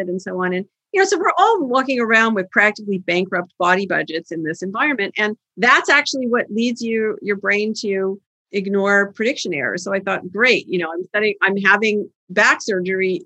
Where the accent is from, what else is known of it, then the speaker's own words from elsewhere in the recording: Canada; now in Boston, United States; I'm from Canada originally, I learned to drive in the ice and snow